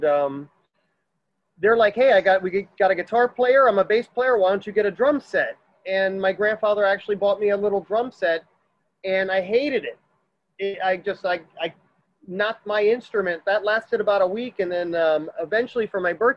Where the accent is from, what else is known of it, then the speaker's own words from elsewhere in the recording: Miami, Florida, United States; I was born here in Miami.